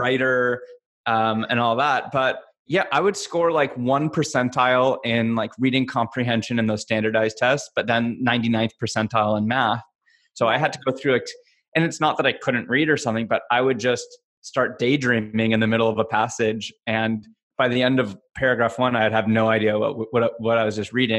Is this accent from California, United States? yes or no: yes; Los Angeles, California, United States; also born or lived in Agoura Hills; I'm LA. I grew up